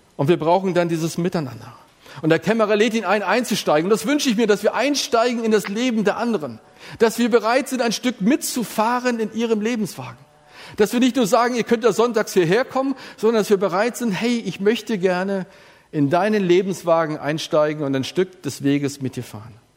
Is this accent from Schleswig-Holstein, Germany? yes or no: yes; Elmshorn, Schleswig-Holstein, Germany; bei uns in der Gemeinschaft Elmshorn, wo ich groß geworden bin